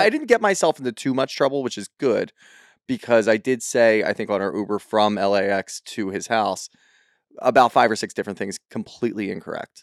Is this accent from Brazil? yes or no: no; Philadelphia, Pennsylvania, United States; we're from Philly